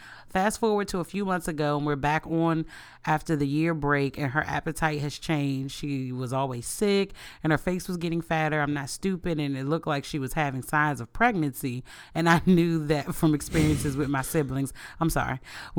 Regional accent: New York, United States; So I'm a lesbian from New York, and I've been with my girl on and off for 4 years.

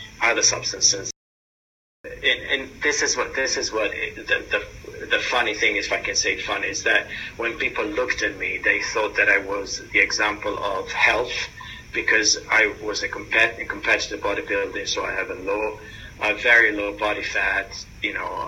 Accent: Italy; moved away as an adult; also born or lived in New York, United States; now in London, United Kingdom; I was born and raised in Italy, moved to New York for an exchange program where I lived for 18 and a half years, and then moved for personal reason here to London from the United States.

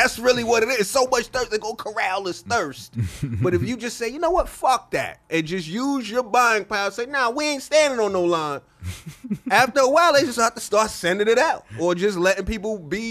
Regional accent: Inglewood, California, United States; I'm from Inglewood.

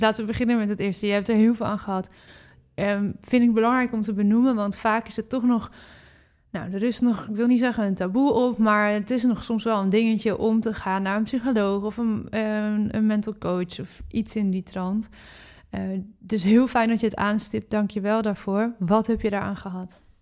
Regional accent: Netherlands; We zijn in Nederland natuurlijk opgegroeid met brood, brood, brood, brood, brood

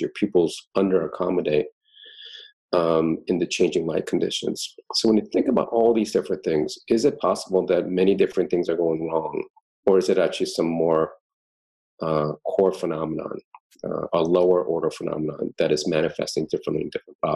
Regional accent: East Coast, United States; moved away; growing up in the East Coast, two layers in Thanksgiving

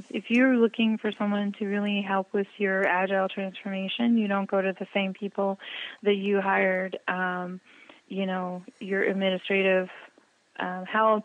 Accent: Midwest, United States; I'm from the Midwest, so guys is male and female

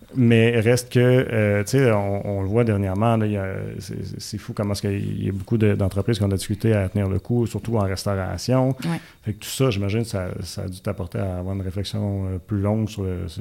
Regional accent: Buckingham, Quebec, Canada; je viens de Buckingham

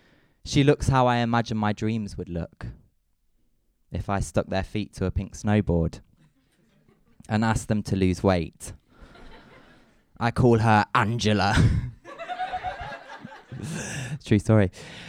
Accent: Midlands, United Kingdom; born or raised there

